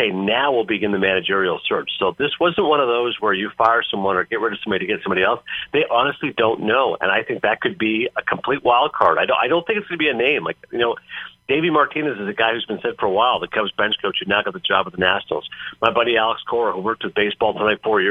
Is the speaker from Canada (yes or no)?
yes; Canada; being Canadian